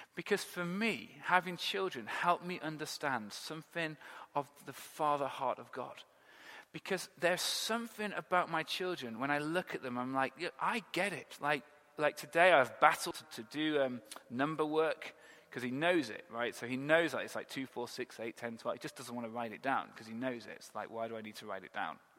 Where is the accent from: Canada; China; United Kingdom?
United Kingdom; England; we're English